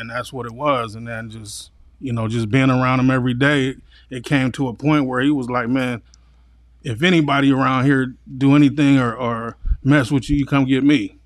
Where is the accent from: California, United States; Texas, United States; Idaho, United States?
California, United States; San Diego; also born or lived in Los Angeles; I came out here in kindergarten and, you know, from then on, I, uh, lived with my grandparents